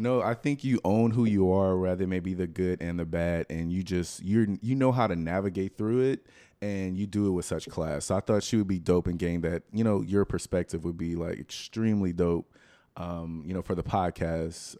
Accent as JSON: {"language": "English", "town": "Lafayette", "region": "Louisiana", "country": "United States", "said": "South Louisiana. From, I'm from Lafayette"}